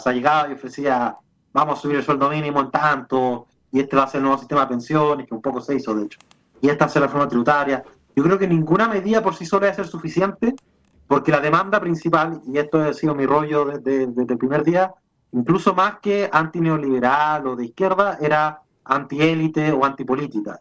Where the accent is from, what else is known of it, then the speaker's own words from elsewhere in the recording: Chile; hoy día soy un chileno que está haciendo turismo en Israel